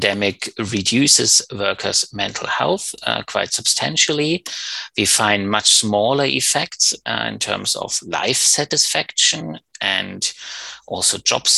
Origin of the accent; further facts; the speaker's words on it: Germany; moved away; also born or lived in Berlin; Originally I come from Germany, and I studied economics in Berlin